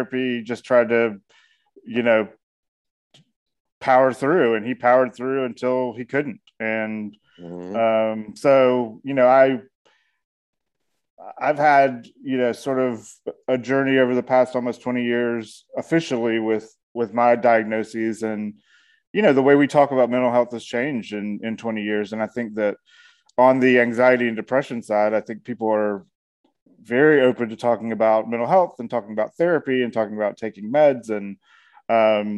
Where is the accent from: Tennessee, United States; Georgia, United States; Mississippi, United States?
Georgia, United States; Atlanta; I am a storyteller from Atlanta, Georgia